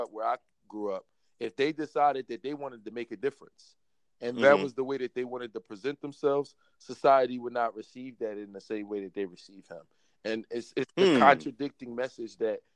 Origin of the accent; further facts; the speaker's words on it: Philadelphia, Pennsylvania, United States; growing up in Philadelphia